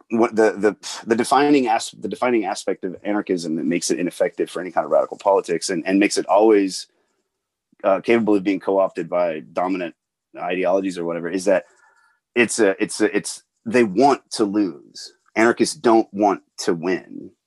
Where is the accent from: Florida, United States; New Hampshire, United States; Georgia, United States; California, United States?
Georgia, United States; Atlanta; I grew up in Atlanta